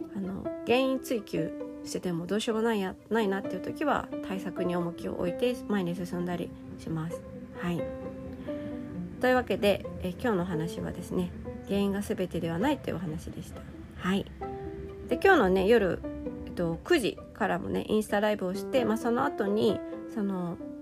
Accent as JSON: {"language": "Japanese", "country": "Japan", "tie": "born or raised there", "said": "日本で生まれ育った私"}